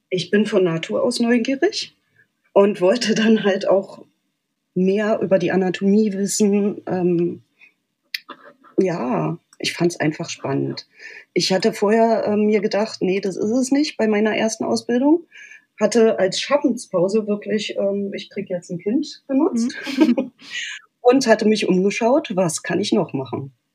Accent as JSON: {"language": "German", "region": "Berlin", "country": "Germany", "tie": "born or raised there", "said": "ich bin in Berlin geboren, aufgewachsen und schon immer hier"}